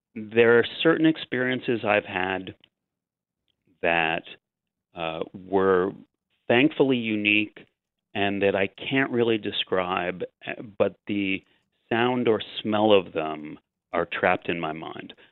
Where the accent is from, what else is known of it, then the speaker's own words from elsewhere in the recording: New York City, New York, United States; as a New Yorker